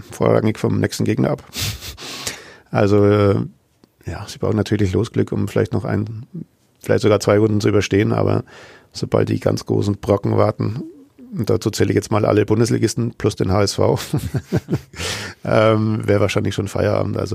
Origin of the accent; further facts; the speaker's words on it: Nuremberg, Bavaria, Germany; natürlich verbindet man als Nürnberger noch sehr schöne Erinnerungen an das letzte Auswärtsspiel in Sandhausen